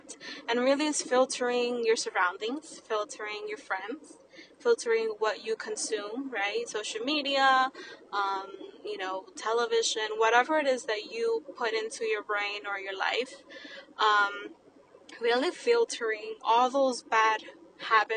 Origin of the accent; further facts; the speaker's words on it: New York City, New York, United States; I'm a young, proud, first-generation Latina, born and raised in Washington Heights